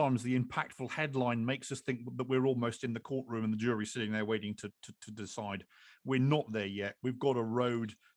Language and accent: English; England, United Kingdom; I'm English